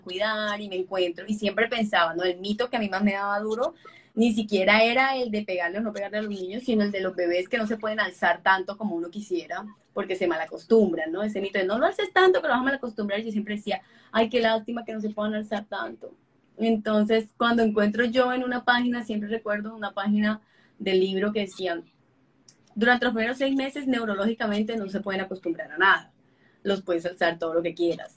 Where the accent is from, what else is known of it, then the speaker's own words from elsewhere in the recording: Colombia; mi país, Colombia